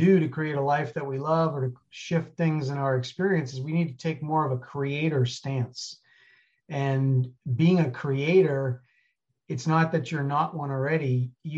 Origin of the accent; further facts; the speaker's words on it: New York City, New York, United States; moved away as an adult; also born or lived in Colorado / Alaska; I grew up in New York City, 1984, went to Colorado